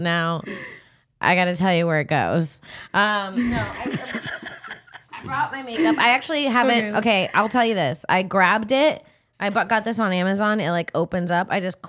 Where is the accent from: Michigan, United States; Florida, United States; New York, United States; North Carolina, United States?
Florida, United States; Cocoa Beach; I am from Florida. I'm from Central Florida, Cocoa Beach, 321 Countdown Town.